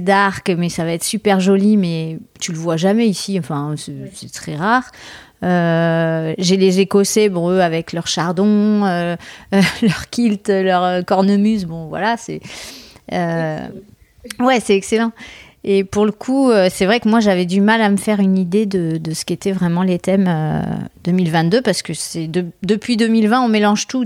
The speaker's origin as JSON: {"language": "French", "town": "Bordeaux", "region": "Nouvelle-Aquitaine", "country": "France", "said": "je suis de Bordeaux"}